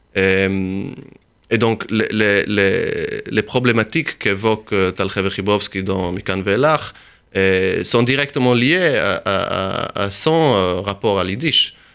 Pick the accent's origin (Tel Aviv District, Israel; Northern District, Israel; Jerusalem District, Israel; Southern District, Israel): Jerusalem District, Israel; Jerusalem; moved away as an adult; also born or lived in Texas / United States; now in Paris, France; je suis rentré en Israël quand j'avais 5 ans. Donc, à partir entre 5 et 19 ans, euh, je vivais à Jérusalem